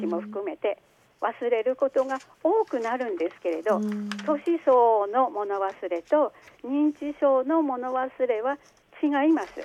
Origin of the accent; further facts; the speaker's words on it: Hashikami, Aomori, Japan; now in Hachinohe, Japan; 私の出身ですけれども、現在住んでいる八戸市の隣の橋上町というところです